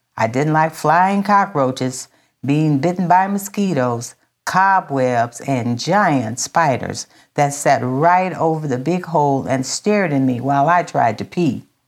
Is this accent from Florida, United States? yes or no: no; Minden, Louisiana, United States; also born or lived in San Francisco; when we moved from San Francisco to Louisiana when I was five years old, we moved to Minden, Louisiana